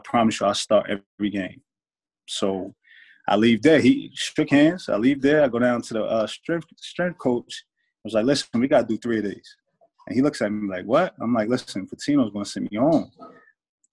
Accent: New Jersey, United States; I'm from Jersey

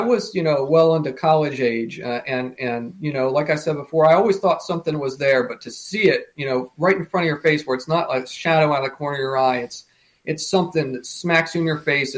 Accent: United States; We lived only a, you know, hour and a half from it

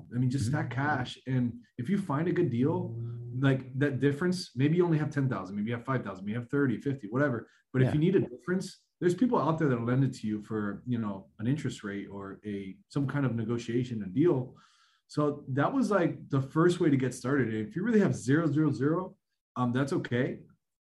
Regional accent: South Florida, United States; born and raised in South Florida

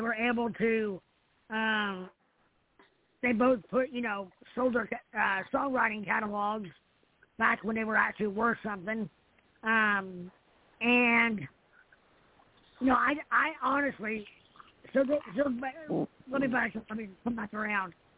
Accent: Indiana, United States; I'm back in my hometown. It's where I live now

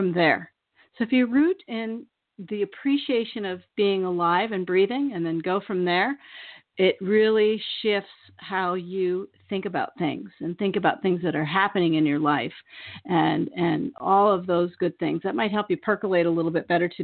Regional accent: the Bay Area, California, United States; moved away as an adult; now in Maine, United States; I'm from the Bay Area

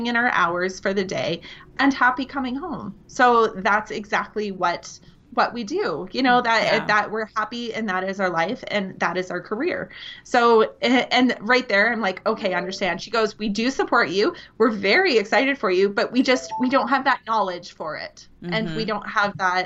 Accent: Essex, Ontario, Canada; now in Edmonton, Canada; I grew up in Southern Ontario. So a little town called Essex

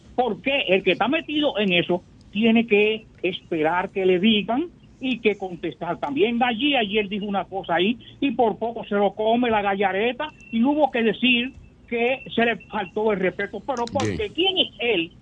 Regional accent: Dominican Republic; Yo soy un dominicano deportista

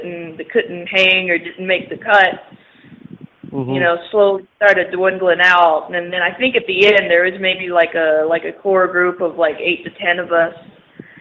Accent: the South, United States; moved away as an adult; now in Indianapolis, United States; I grew up down south in like a semi-rural area

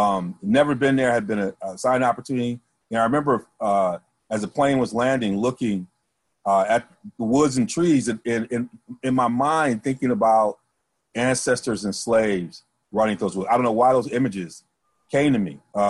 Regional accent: Midwest, United States; I was from the Midwest.

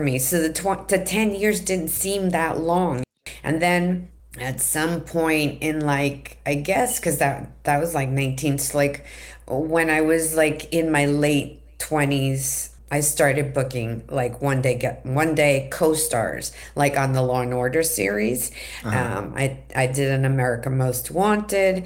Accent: New York City, New York, United States; moved away as an adult; also born or lived in Manhattan, New York / Riverdale, Bronx, New York; now in California, United States; I was born in Manhattan, raised in Queens

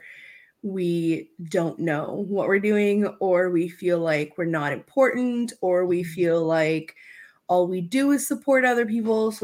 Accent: Romania; moved away; I grew up in Romania

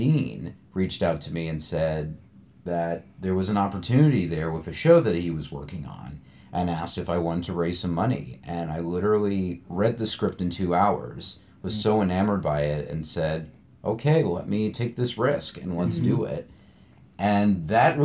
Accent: New York, United States; I was born and raised in New York

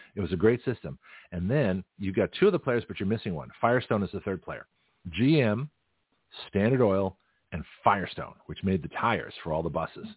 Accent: Toronto, Ontario, Canada; moved away; also born or lived in San Francisco; from Toronto, my hometown

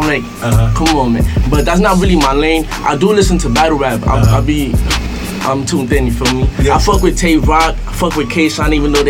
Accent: New York City, New York, United States; growing up in the Bronx, like, my mother, like, she never settled down in one place, you feel me? We always been moving around, for me, so I come from everywhere in the Bronx.

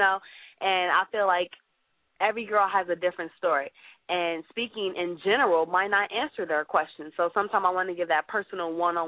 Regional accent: Chicago, Illinois, United States; I'm from Chicago

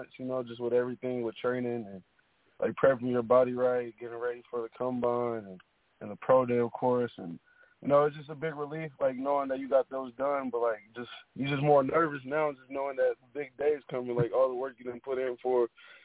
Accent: Texas, United States; also born or lived in Kansas City, Missouri; I was born in Kansas City, Missouri, and I moved to Texas

